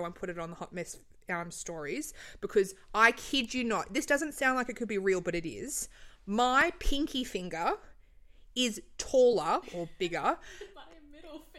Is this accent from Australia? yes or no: yes; Queensland, Australia; I'm from Queensland, so I was worried about sounding a little bit rural.